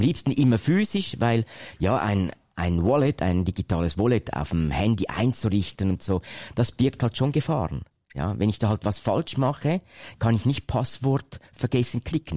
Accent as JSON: {"language": "German", "country": "Switzerland", "said": "Ich komme ja aus der Schweiz, mhm. das hört ihr vielleicht"}